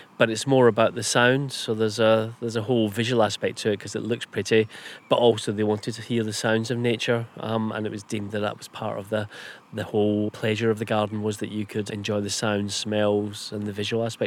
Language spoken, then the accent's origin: English; Scotland, United Kingdom; being Scottish